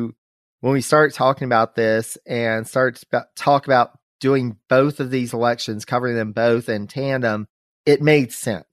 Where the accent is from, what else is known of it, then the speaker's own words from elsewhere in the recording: North Carolina, United States; my home state of North Carolina.